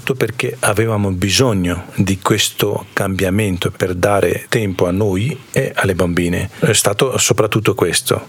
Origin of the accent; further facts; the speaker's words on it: India; Italian is a second language; moved away as an adult; also born or lived in Province of Ferrara, Italy; now in Cavalese, Italy; vengo dall'India e lei mia moglie. Allora, viviamo in Cavalese da 5 anni quasi e prima eravamo in provincia di Ferrara. È lì che sono venuto dall'India India vent'anni fa